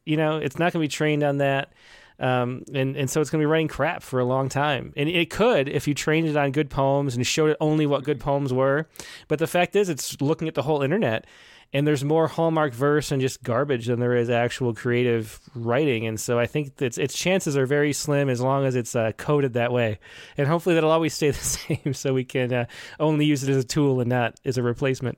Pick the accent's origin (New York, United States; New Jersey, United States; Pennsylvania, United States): New York, United States; Western; I'm from Western New York